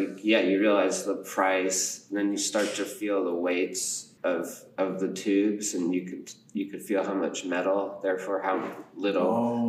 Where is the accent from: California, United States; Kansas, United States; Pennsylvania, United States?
California, United States; also born or lived in Japan; I was born in Japan. Then we moved to California.